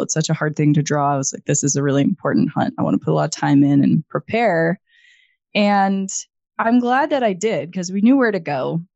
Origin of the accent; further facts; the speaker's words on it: Idaho, United States; now in Missoula, United States; I grew up in Idaho